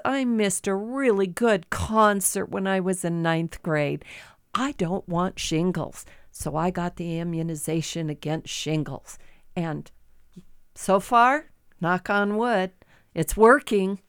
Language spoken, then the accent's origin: English; Midwest, United States; moved away as an adult; now in Great Falls, United States; I grew up in the Midwest